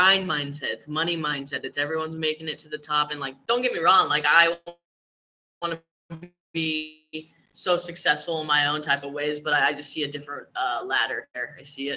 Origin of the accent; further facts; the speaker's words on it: Los Angeles, California, United States; moved away as an adult; now in Mexico; Born and raised in Los Angeles.